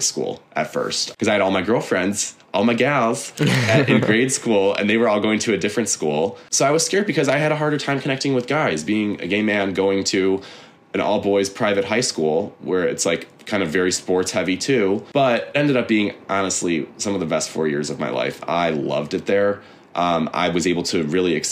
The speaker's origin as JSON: {"language": "English", "town": "University Heights", "region": "Ohio", "country": "United States", "tie": "born or raised there", "moved": "as an adult", "lives_now": "New York, United States"}